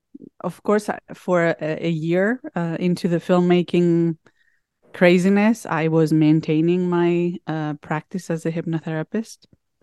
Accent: Crete, Greece; So growing up in Crete, it was a very outdoors related life, and lots of vitamin C, lots of fresh food that you can find either from the mountains with goats and sheep and fresh herbs and greens

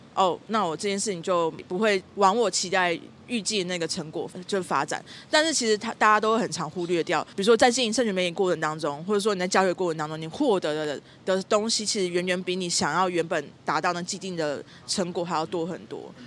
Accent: southern Taiwan, Taiwan; moved away; 因为我是从南部来嘛，我是南部小孩

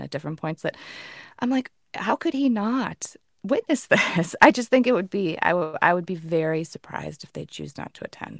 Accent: United States; I'm an American

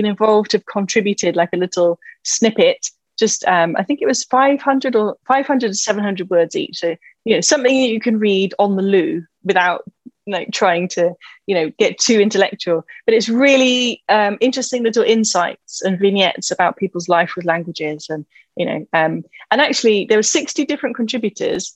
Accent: England, United Kingdom; also born or lived in Scotland / Cheltenham; I am just an English person who grew up in the middle of the English countryside, and everybody spoke English

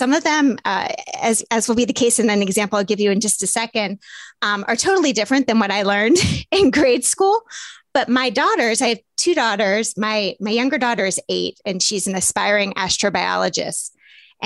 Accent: the South, United States; I grew up in the South

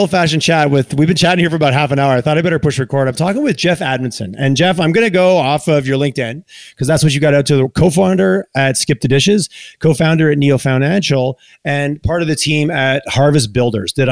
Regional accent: Eastern Canada, Canada; now in Calgary, Canada; it's interesting living in Calgary. Just I grew up in Eastern Canada

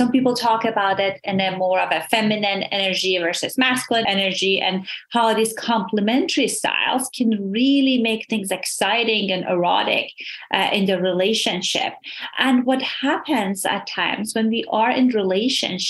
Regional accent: Iran; moved away; So I immigrated from Iran

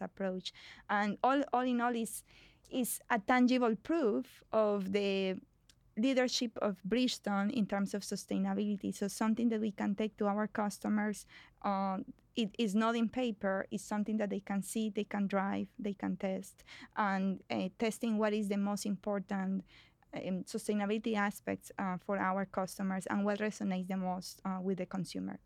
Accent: Colombia; moved away as an adult; now in United States; I was, um, born and raised in Colombia

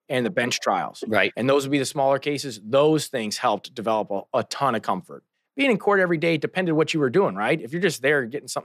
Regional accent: St. Louis, Missouri, United States; Born and raised in St. Louis.

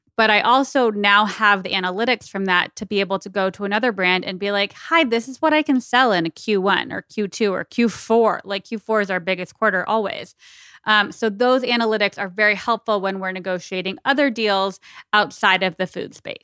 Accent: Arizona, United States; I'm from Arizona

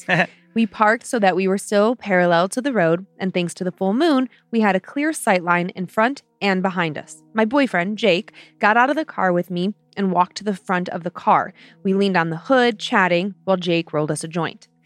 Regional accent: Vermont, United States; Hey Dan and Lynze … I'm from the I'm from the Green Mountains of Vermont.

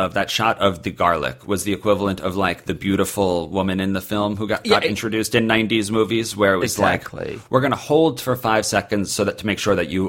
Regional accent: United States; I feel like we as an American culture have all grown up a little bit.

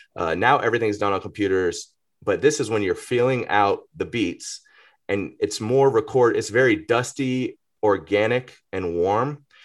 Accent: Atlanta, Georgia, United States; I grew up in Greater Atlanta

